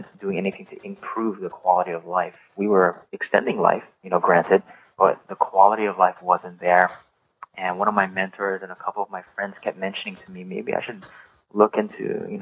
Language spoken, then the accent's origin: English; Hawaii, United States; moved away as an adult; also born or lived in Oregon; I was born and raised in Hawaii and grew up in the beautiful state, the 50th state